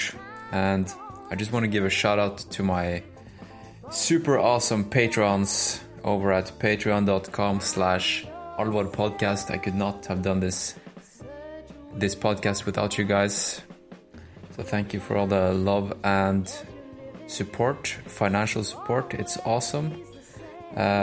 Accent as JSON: {"language": "English", "country": "Norway", "second_language": "English", "said": "I'm Norwegian"}